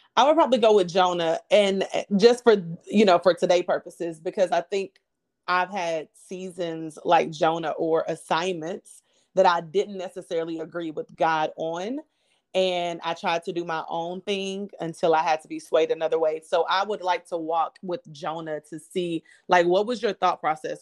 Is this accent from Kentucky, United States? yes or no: yes; Kentucky, United States; now in Houston, United States; I am a, a, a girl who's living in a big city in Houston, um, as you said, but I'm from Kentucky